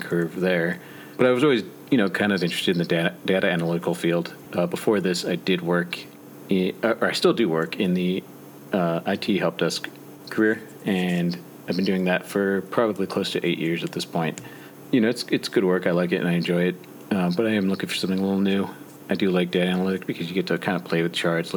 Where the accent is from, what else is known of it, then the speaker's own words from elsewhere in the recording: Michigan, United States; in Michigan, I'm from Michigan